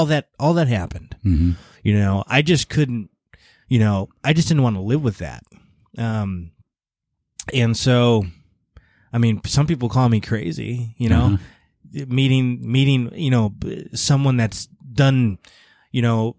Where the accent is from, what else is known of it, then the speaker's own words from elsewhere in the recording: Illinois, United States; I mean, Illinois, I mean, it's Illinois, right?